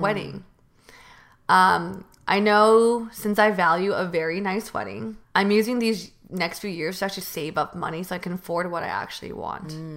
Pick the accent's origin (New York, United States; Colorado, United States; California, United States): California, United States; Bay Area; moved away as an adult; also born or lived in San Diego; now in Los Angeles, United States; from the Bay Area